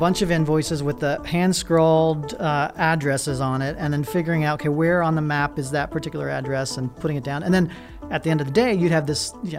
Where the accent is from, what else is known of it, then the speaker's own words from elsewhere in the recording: Pittsburgh, Pennsylvania, United States; born there; also born or lived in West Virginia; I was born in Pittsburgh, Pennsylvania. So my father was an English professor.